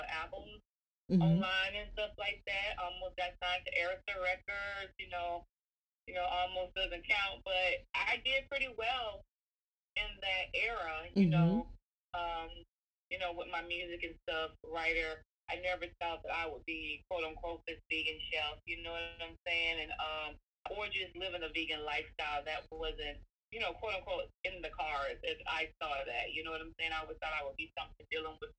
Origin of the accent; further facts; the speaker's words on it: Philadelphia, Mississippi, United States; moved away; I'm originally from Philadelphia, Mississippi. So, and Mississippi, you know, we just ate the southern food